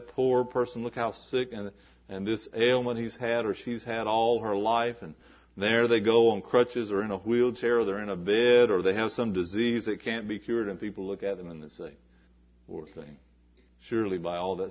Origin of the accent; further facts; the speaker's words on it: the South, United States; I was raised in the South, and I heard people talk like this.